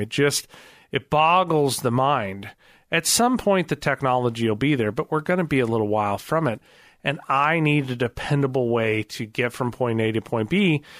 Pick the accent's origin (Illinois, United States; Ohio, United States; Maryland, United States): Illinois, United States; outside of the Chicagoland area; now in Springfield, United States; We grew up outside of the Chicagoland area for a good part of my childhood.